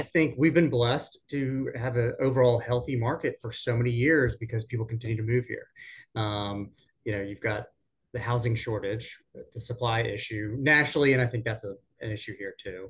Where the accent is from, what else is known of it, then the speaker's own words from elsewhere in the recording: Richmond, Virginia, United States; moved away as an adult; now in Raleigh, United States; back in Richmond, my hometown